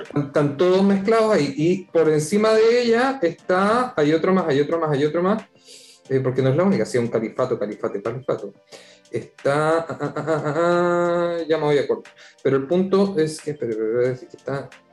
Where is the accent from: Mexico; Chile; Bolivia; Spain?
Chile; Viña del Mar, Valparaíso; also born or lived in Santiago; Yo nací en Santiago, dijémoslo claro, pero viví en Santiago hasta los siete años, así que no me puedo considerar santellino, pero me crié. Me crié en Viña